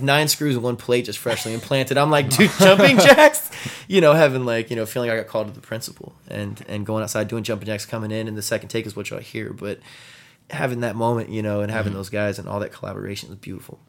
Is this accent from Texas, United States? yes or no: yes; San Antonio, Texas, United States; also born or lived in Austin, Texas; I'm from San Antonio, Texas